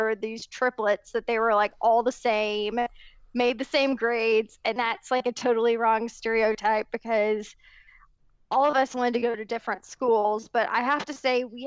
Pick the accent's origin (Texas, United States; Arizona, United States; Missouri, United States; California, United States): Missouri, United States; Sikeston; I am originally from Sykeston, Missouri